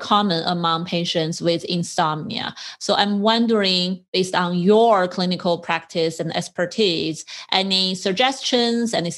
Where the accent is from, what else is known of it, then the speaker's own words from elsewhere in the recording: China; moved away; I'm from China, I grew up in China